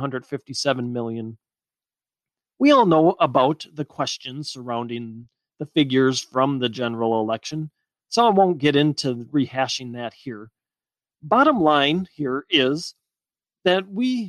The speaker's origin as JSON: {"language": "English", "country": "United States", "said": "we're all Americans at our core"}